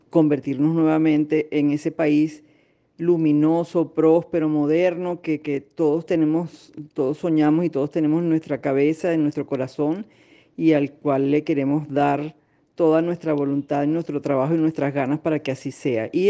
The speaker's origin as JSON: {"language": "Spanish", "country": "Venezuela", "said": "a intentar cambiar la idea de lo que somos como venezolanos y lo que somos como venezolanos conlleva no solo las muestras artísticas"}